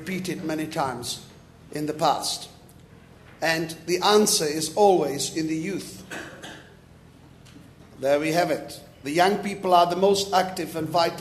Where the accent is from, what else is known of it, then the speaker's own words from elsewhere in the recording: Prague, Czechia; English is a second language; moved away; I was born in Prague, in communist country. I was forbidden education